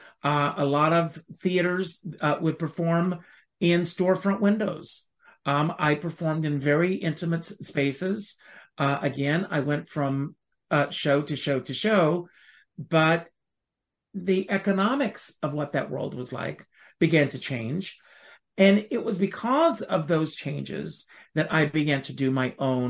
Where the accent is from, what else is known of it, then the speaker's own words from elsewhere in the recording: South Carolina, United States; moved away as an adult; now in New York City, United States; I grew up on a tobacco farm in South Carolina